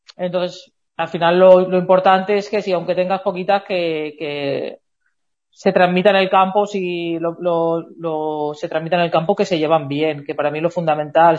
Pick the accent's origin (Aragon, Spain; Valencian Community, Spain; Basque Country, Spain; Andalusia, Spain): Valencian Community, Spain; Elche; somos de Eche, está relativamente cerca